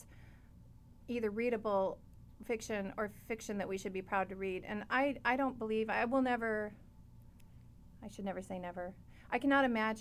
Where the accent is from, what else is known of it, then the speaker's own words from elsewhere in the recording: Missouri, United States; moved away; also born or lived in Danville, California; I grew up in Missouri